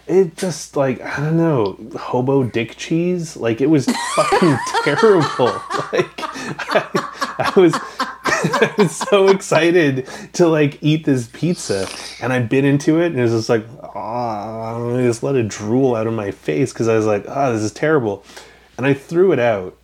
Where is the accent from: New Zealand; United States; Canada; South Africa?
Canada; Western Canada; I grew up in Canada, never really left it much. Western Canada